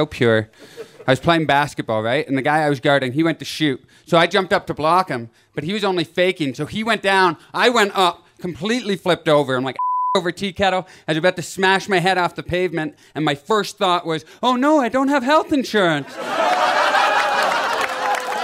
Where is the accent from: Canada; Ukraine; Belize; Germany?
Canada; moved away as an adult; now in Los Angeles, United States; I live in LA, but I moved two and a half years ago from Canada